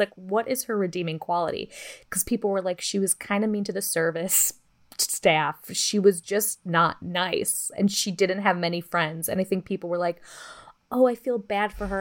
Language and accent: English; Midwest, United States; we're from the Midwest